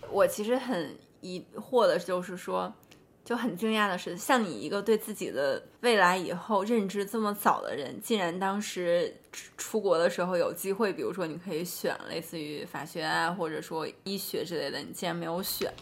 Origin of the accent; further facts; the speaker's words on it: Tianshui, Gansu, China; moved away; 我有可能不会待在天水这样的一个我们的家乡